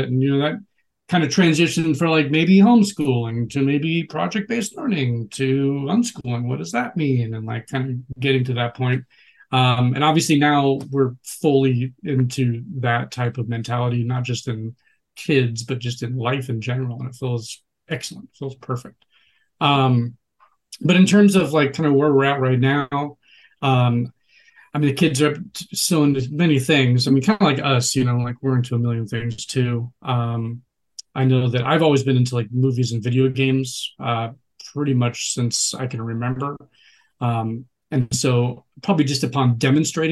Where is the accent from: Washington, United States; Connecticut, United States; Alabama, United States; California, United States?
Washington, United States; Seattle; moved away as an adult; also born or lived in Tallahassee, Florida / Los Angeles; I'm actually from Seattle